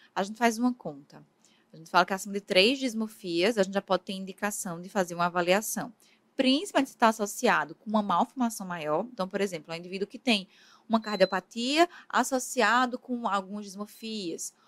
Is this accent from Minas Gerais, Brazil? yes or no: no; Paraíba, Brazil; moved away as an adult; also born or lived in Ribeirão Preto, São Paulo; eu sou da Paraíba, né, mas fiz minha formação no interior de São Paulo, na USP Ribeirão Preto